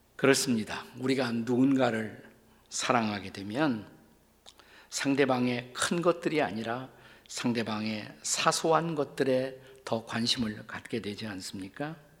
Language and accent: Korean; South Korea; 우리는 모두 작은 나라에서 태어나 자라난 사람들입니다